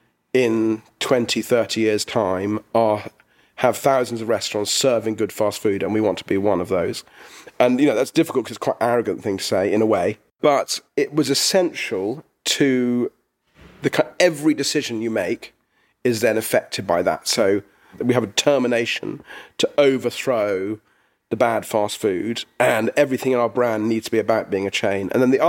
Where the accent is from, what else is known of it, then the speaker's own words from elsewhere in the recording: England, United Kingdom; which was sometimes difficult because we're English.